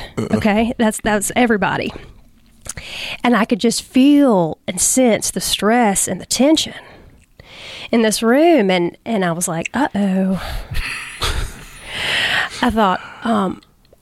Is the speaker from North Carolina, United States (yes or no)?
yes; Wilmington, North Carolina, United States; now in Moore County, United States; I was born and raised in Wilmington, North Carolina, right down the road